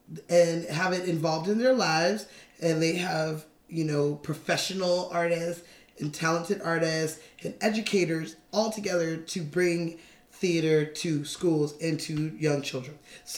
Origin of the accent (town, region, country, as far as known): Los Angeles, California, United States; born or raised there